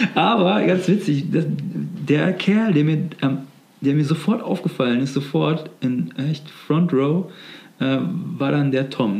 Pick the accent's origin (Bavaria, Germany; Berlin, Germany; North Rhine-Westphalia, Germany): North Rhine-Westphalia, Germany; near Gummersbach; now in Cologne, Germany; wo ich aufgewachsen bin sozusagen. Also, ähm, in der Nähe von Gummersbach